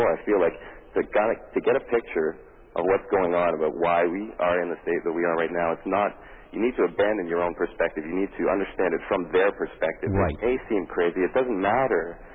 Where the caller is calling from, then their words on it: Los Angeles, California, United States; I'm calling you from Los Angeles right now.